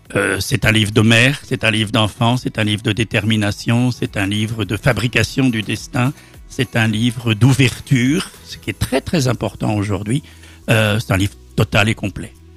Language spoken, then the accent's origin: French; France; now in Belgium; je suis français, mais que j'habite en Belgique depuis longtemps